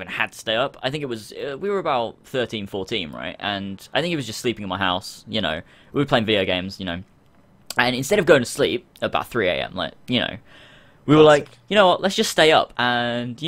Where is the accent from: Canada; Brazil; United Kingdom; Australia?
United Kingdom; England; I'm English